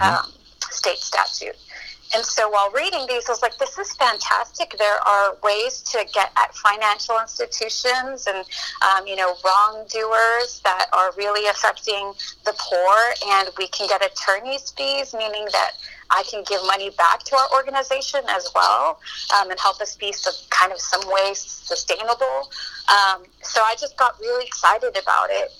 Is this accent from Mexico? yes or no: yes; Matamoros, Tamaulipas, Mexico; moved away as an adult; also born or lived in Brownsville, Texas; now in Texas, United States; I grew up in Matamoros, which is in Mexico, and it's the border with Brownsville, Texas